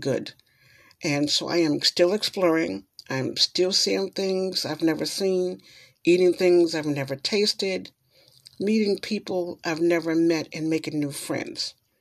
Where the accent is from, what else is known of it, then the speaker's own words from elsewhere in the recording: New York, United States; moved away; I am from New York. And so in New York, I guess I was kind of a sheltered person